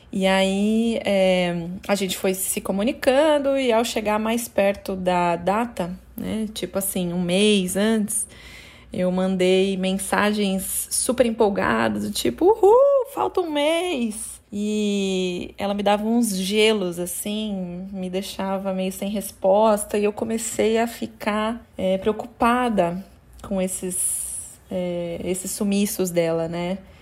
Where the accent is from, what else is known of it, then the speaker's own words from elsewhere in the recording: ABC Paulista, São Paulo, Brazil; moved away as an adult; now in Salvador, Brazil; eu sou nascida e criada no ABC Paulista